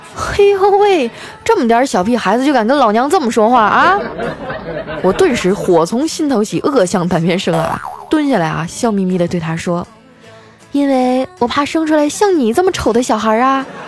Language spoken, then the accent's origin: Chinese; Northeast China, China; moved away; 作为一个东北人啊， 我对雪呢，还是比较有感情的。我小时候的冬天啊，可比现在冷多了